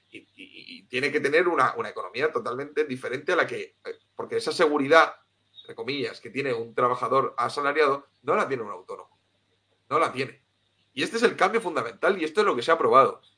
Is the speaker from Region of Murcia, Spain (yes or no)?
yes; Cartagena, Region of Murcia, Spain; also born or lived in Tenerife; yo soy de Cartagena, de Murcia, y lo que pasa es que viví unos años en Tenerife